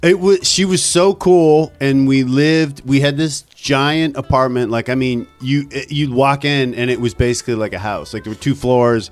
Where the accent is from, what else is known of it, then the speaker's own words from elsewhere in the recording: Ontario, Canada; also born or lived in Vancouver; now in New York, United States; I'm from, uh, Ontario